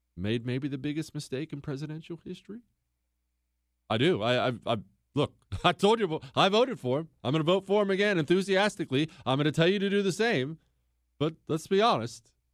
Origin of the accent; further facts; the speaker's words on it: Bozeman, Montana, United States; now in Houston, United States; I grew up in Bozeman, Montana